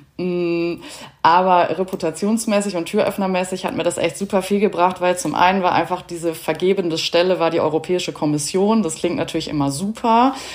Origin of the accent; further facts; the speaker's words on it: Germany; als Deutsche